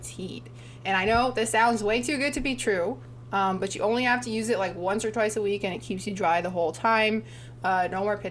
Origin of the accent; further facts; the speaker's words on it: Toronto, Ontario, Canada; we're both from Toronto